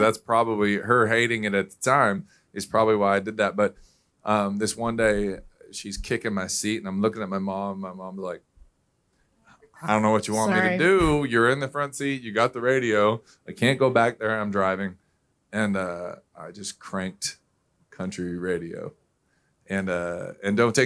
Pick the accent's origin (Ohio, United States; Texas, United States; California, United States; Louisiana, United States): California, United States; Southern; growing up in Southern California